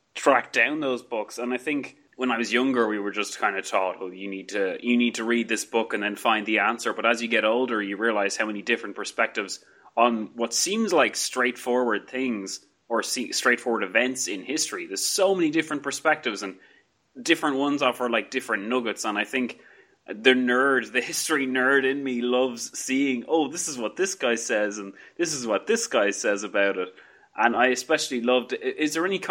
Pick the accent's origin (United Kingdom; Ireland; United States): Ireland; I'm Irish